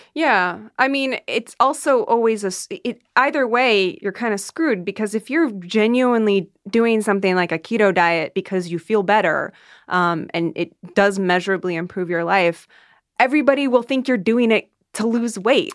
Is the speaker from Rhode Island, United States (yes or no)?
no; Iowa, United States; I grew up in the Midwest